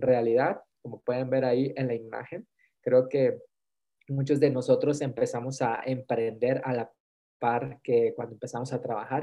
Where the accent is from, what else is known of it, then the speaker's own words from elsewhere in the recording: Mexico; hoy soy mexicano